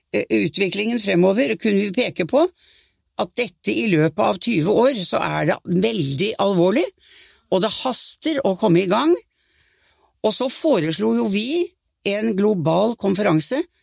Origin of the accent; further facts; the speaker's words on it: Norway; jeg var norsk statsminister